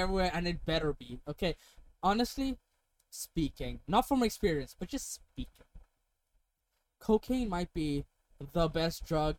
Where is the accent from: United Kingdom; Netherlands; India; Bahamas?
India; Ranchi, Jharkhand; I'm from Ranchi. Where the fuck is Ranchi?